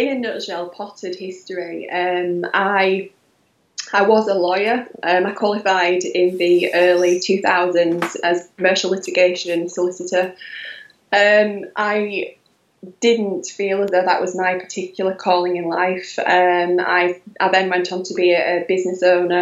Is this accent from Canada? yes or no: no; Halifax, Yorkshire and the Humber, United Kingdom; accent: Yorkshire twang; I'm from Yorkshire. I'm from Halifax in West Yorkshire. So that would be the Yorkshire twang